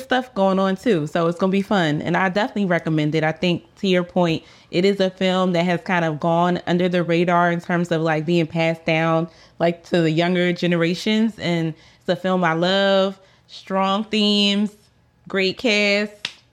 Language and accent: English; Philadelphia, Pennsylvania, United States; I'm from Philadelphia, so I know a lot of girls from around the way